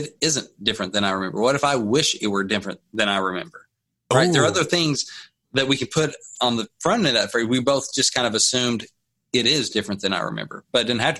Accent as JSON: {"language": "English", "town": "Batesville", "region": "Arkansas", "country": "United States", "tie": "born or raised there", "said": "growing up in Batesville, Arkansas"}